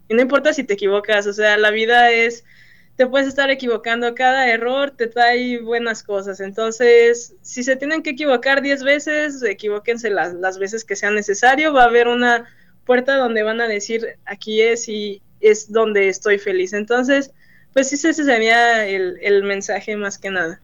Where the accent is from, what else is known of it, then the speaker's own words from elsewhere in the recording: Mexico; moved away as an adult; also born or lived in Celaya; now in Michigan, United States; el mexicano es muy trabajador y lo, he visto aquí mucho, este, somos muy trabajadores